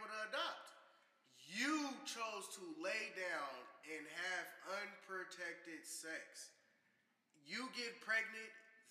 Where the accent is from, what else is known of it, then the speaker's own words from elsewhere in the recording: Champaign, Illinois, United States; now in Urbana, United States; I'm from Champaign.